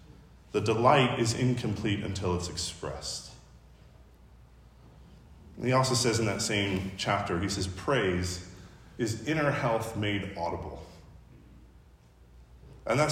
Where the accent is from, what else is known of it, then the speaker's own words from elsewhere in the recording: Chicago, Illinois, United States; now in Los Angeles, United States; I'm from Chicago